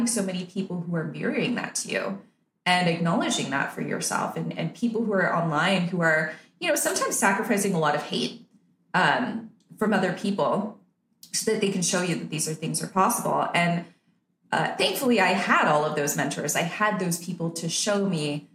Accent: Canada; now in Nicaragua; I'm Canadian because that's where I was born and raised.

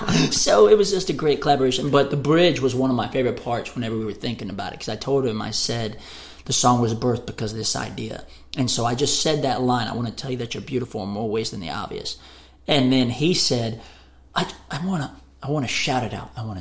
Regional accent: Waco, Texas, United States; also born or lived in Hillsboro, Texas; now in Nashville, United States; I grew up in Waco, Texas.

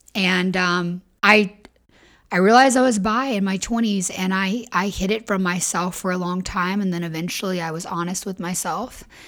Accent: the South, United States; I was raised in the South and in religion

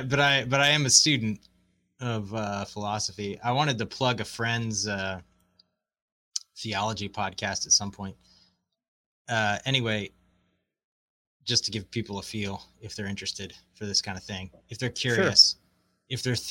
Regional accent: Baltimore, Maryland, United States; moved away as an adult; also born or lived in Chattanooga / Canada / Amsterdam / Japan; I'm originally from Baltimore, grew up there for the most part. And, then, initially I went to university in around Chattanooga and then Canada and then Amsterdam.

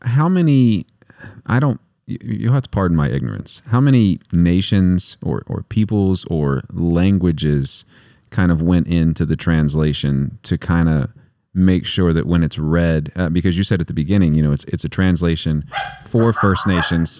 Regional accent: West Texas, United States; I'm from West Texas

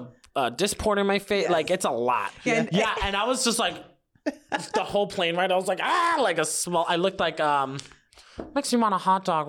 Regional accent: New York, United States; accent: New York; Trained myself being in entertainment to like let go of my New York accent.

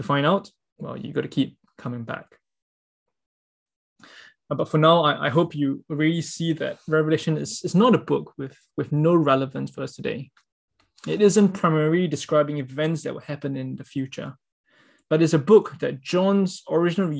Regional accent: Singapore; as a Singaporean, I have to spend 2 years of my life in compulsory national service

